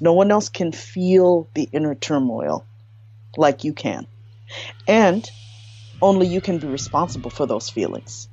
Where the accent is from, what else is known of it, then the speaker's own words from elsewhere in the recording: United States; my parents are Haitian immigrants. So I was born in America, firstborn